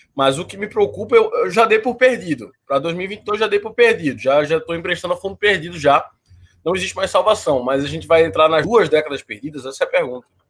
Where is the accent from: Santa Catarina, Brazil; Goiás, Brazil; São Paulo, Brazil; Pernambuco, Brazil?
Pernambuco, Brazil; Recife; Eu sou de Recife